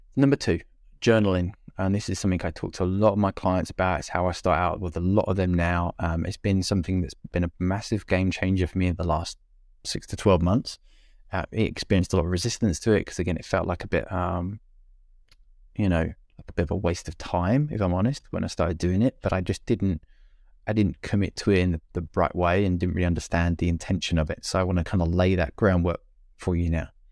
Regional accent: United Kingdom; being British

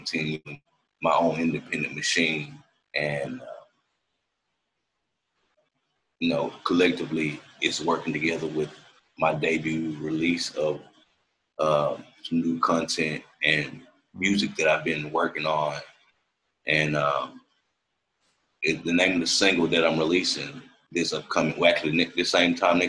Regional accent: Memphis, Tennessee, United States; moved away as an adult; also born or lived in Washington, D.C.; now in Los Angeles, United States; I was born in D.C., but I was raised in Memphis all my life

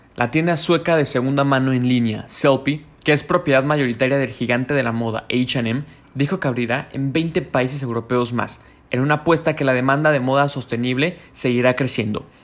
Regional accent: Mexico

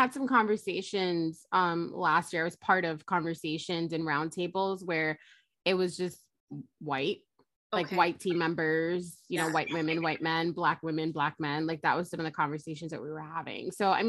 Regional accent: Jamaica; Why am I not bringing my pride about my culture, right? Being Jamaican and like who I am.

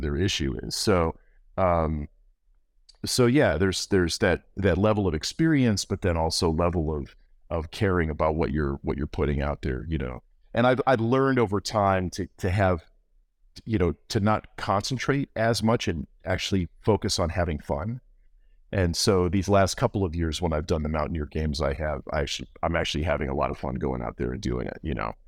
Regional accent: Morgantown, West Virginia, United States; born or raised there; also born or lived in Cleveland, Ohio

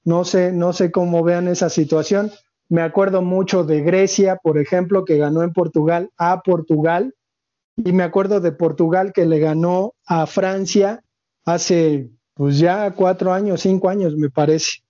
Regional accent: Mexico; como mexicanos

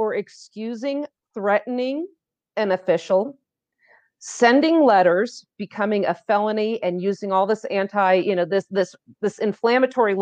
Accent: Los Altos, California, United States; from Los Altos Police Department, my hometown

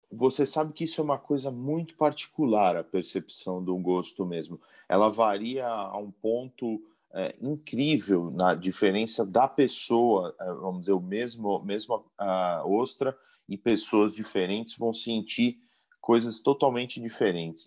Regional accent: São Paulo, Brazil; also born or lived in Florianópolis / Chile; eu sou da cidade de São Paulo

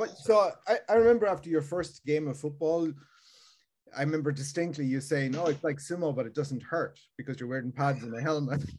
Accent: Ireland; moved away; I grew up in Ireland

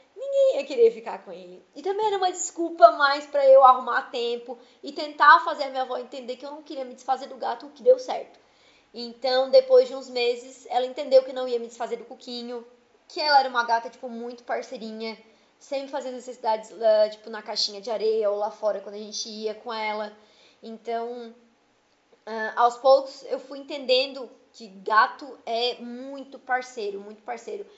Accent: Içara, Santa Catarina, Brazil; Da minha região ali, que eu sou da Isara

